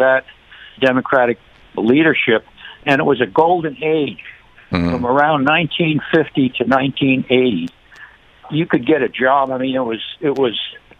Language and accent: English; New York, United States; now in Aurora, United States; I'm originally from New York. I'm living in Colorado now.